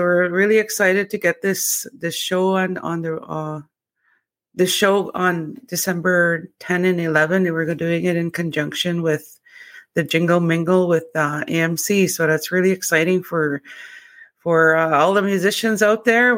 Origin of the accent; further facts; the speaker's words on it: Opaskwayak Cree Nation, Manitoba, Canada; I'm from Apaskwayak Cree Nation